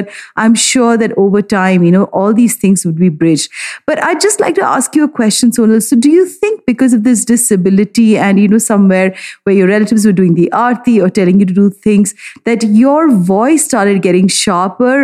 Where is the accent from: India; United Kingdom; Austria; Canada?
India; I feel very strongly about being an Indian.